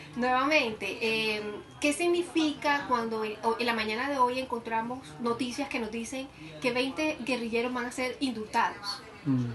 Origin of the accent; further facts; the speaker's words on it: Colombia; nosotros como colombianos